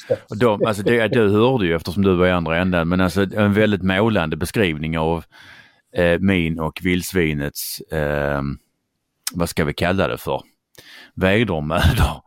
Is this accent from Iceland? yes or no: no; Skåne, Sweden; accent: Scanian; jag är skåning